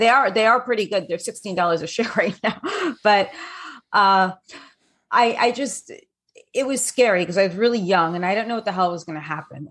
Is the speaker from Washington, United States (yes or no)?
no; New York City, New York, United States; also born or lived in London; I grew up in New York City. and London.